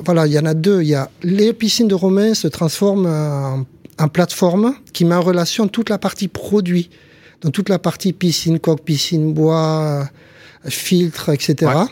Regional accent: Montpellier, Occitania, France; also born or lived in Béziers / Casablanca; chez nous, à Montpellier

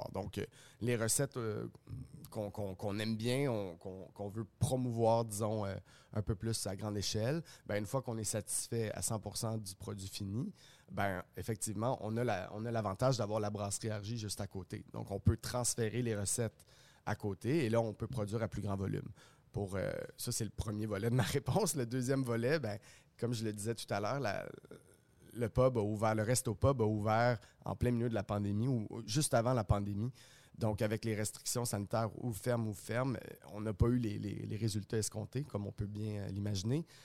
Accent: Montreal, Quebec, Canada; On est fiers, je trouve, en tant que Montréalais et en tant que Québécois aussi, de consommer local.

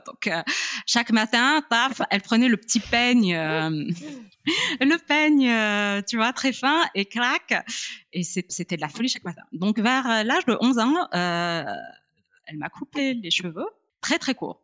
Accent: Morocco; je suis née, j'ai grandi au Maroc

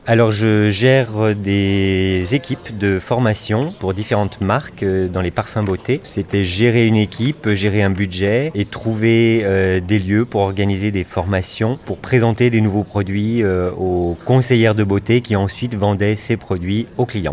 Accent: Lyon, Auvergne-Rhône-Alpes, France; also born or lived in Paris; now in Bordeaux, France; je suis originaire de Lyon, donc de province

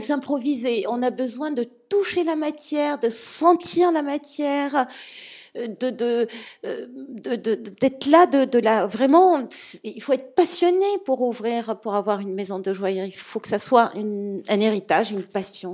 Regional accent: Morocco; je suis du Maroc

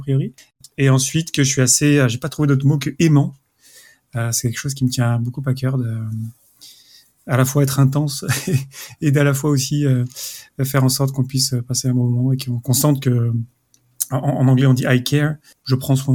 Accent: France; now in Zurich, Switzerland; je suis français, j'habite à Zurich

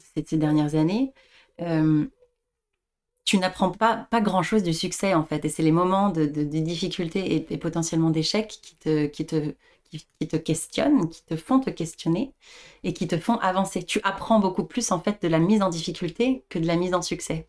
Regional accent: France; moved away as an adult; j'ai été élevée en France aussi

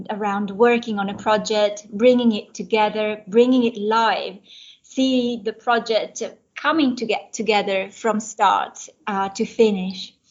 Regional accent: Italy; moved away; being born in Italy, in a town that is famous for jewelry manufacturing, and also a great um, place where fashion brands, including Diesel, um, are actually coming from my hometown.

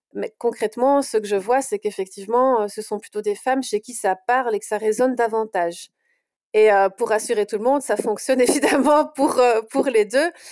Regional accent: Brussels, Brussels-Capital Region, Belgium; je suis de Bruxelles

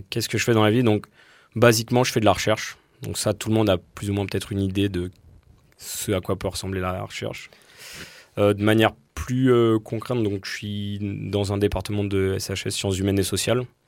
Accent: southern Dordogne, Sarladais, Nouvelle-Aquitaine, France; je viens de Dordogne, le sud Dordogne, dans le Sarladé

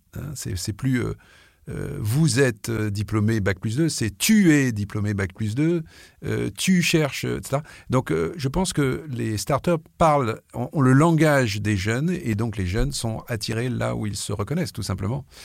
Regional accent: France; je suis français

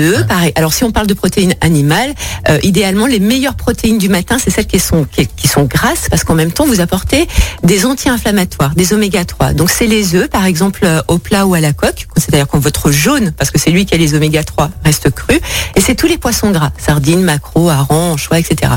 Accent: France; nous, chez nous, en France

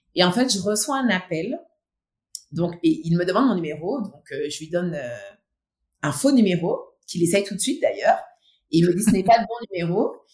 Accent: Martinique; born or raised there; also born or lived in mainland France

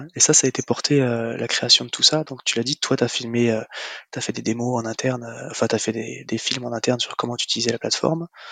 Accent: Marseille, Provence-Alpes-Côte d'Azur, France; nous sommes Marseillais

